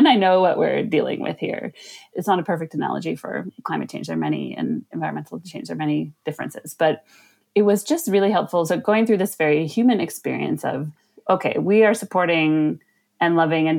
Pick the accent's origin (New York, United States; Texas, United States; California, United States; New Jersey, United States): California, United States; Bay Area; I'm from the Bay Area in California.